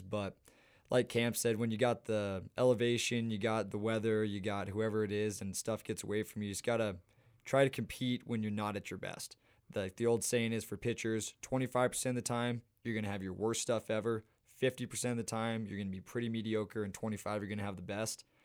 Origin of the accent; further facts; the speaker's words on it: Missoula, Montana, United States; I grew up playing in Montana